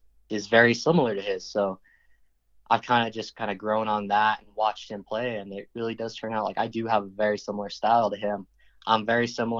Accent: Santa Fe, New Mexico, United States; Santa Fe's kind of divided and we're all from the South side

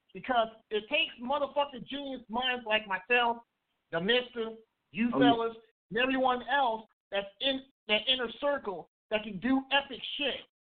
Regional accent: Kansas City, United States; I live here in KC now. This is my hometown.

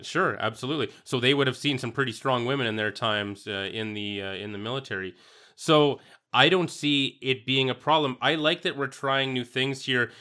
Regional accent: Saskatchewan, Canada; growing up in Saskatchewan

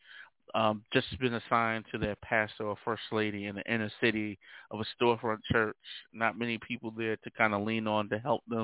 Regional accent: New York City, New York, United States; also born or lived in Uniondale, New York; I was born and raised in Brooklyn, New York, by the way, of Long Island as well. So I kind of hail from Uniondale, New York, and Brooklyn, more specifically Starrick City.

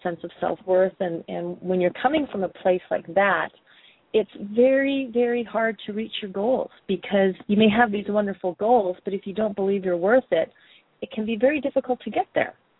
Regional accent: Canada; moved away as an adult; now in New Zealand; I am a Canadian living down under these days

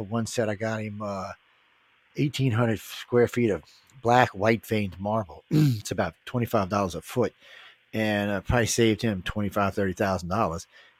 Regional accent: the South, United States; I'm from the South

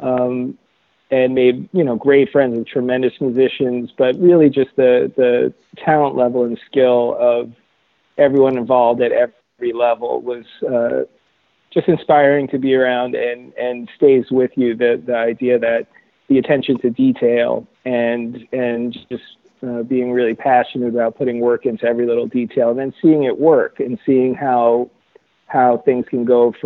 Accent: New York, United States; we're both from New York.

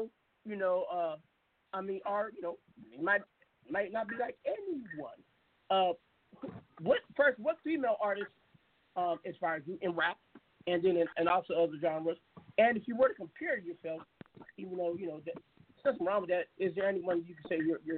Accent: Seattle, Washington, United States; You know, I'm from Seattle, so I used to go down to Cali all the time to get into competitions

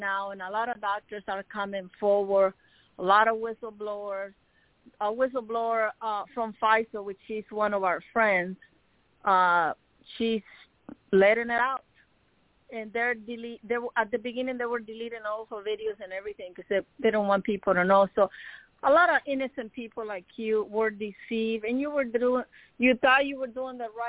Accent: Managua, Nicaragua; now in United States; I grew up in Managua, yes, in the city

